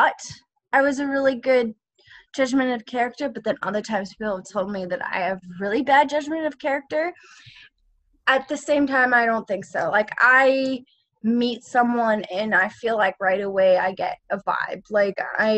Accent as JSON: {"language": "English", "town": "Vancouver", "region": "British Columbia", "country": "Canada", "tie": "born or raised there", "said": "I grew up in Vancouver as an actor"}